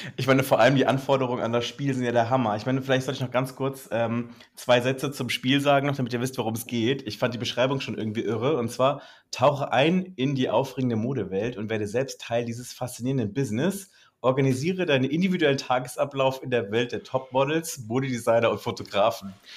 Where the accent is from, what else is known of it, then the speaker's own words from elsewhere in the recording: Black Forest, Baden-Württemberg, Germany; accent: Swabian; bei uns im Schwarzwald.